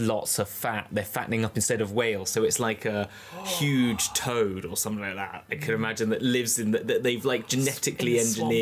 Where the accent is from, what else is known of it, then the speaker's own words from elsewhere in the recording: United Kingdom; we are being ridiculously British